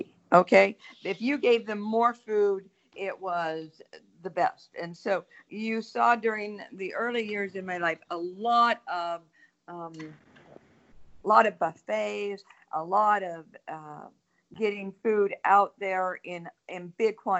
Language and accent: English; Minnesota, United States; growing up in Minnesota, my parents maybe ate out once a month